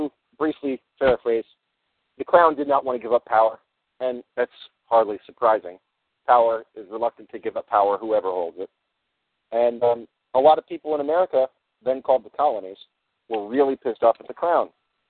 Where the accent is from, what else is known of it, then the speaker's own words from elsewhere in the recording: United States; No, I'm not any part of Stafford, Ontario. I'm actually an American.